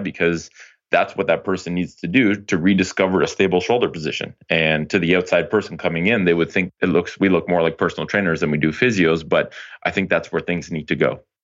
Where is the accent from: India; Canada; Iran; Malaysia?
Canada; Ottawa, Ontario; moved back to Ottawa, which is my hometown